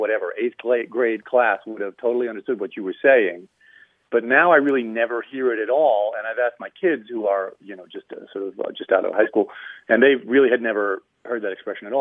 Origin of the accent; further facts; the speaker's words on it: Erie, Pennsylvania, United States; now in New York City, United States; I grew up in Erie, Pennsylvania